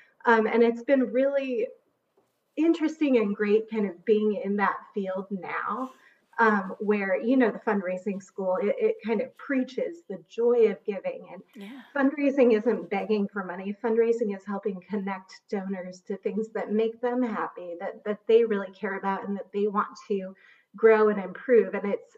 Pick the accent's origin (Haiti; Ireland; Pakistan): Haiti; But I grew up outside the U.S. I grew up in Haiti. My parents were missionaries.